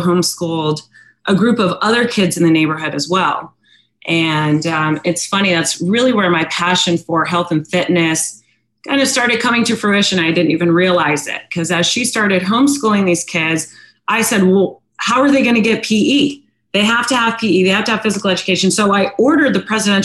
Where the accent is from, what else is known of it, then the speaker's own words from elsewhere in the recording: Northern Virginia, United States; also born or lived in San Diego, California; now in Virginia Beach, United States; I was born in San Diego, raised in Virginia, in Northern Virginia